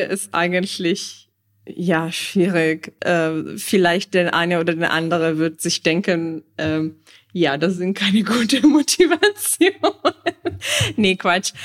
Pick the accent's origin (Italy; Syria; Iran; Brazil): Italy; moved away